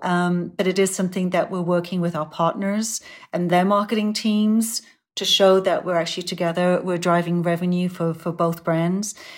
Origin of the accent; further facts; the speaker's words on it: Sunderland, North East England, United Kingdom; moved away; Sunderland's my hometown. Um, it's, it's where I grew up